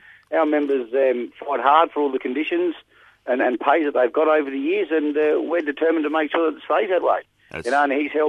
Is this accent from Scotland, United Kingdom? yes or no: yes; Scotland, United Kingdom; born there; moved away; Myself, I was born in Scotland and then we immigrated out here in 1967